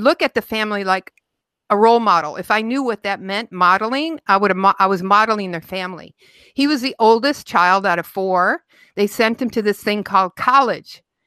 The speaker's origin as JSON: {"language": "English", "town": "Utica", "region": "Michigan", "country": "United States", "tie": "born or raised there", "said": "I grew up right outside Detroit in a little town called Utica, Utica, Michigan"}